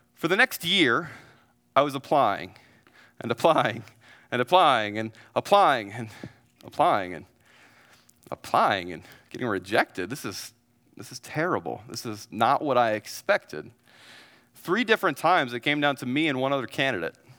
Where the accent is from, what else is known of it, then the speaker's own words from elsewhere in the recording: Missouri, United States; moved away as an adult; also born or lived in Dallas, Texas; now in San Antonio, United States; I'm from a great state that has four seasons called Missouri